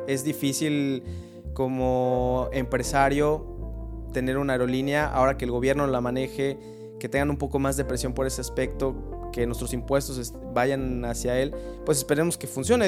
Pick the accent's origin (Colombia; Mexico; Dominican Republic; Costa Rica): Mexico; como mexicanos